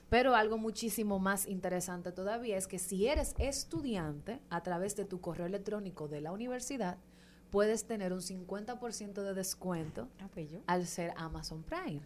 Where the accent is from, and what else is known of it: Dominican Republic